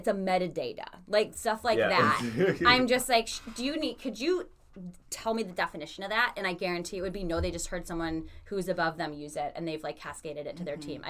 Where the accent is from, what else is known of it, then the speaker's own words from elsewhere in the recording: outside of Milwaukee, Wisconsin, United States; moved away; growing up outside of Milwaukee, Wisconsin.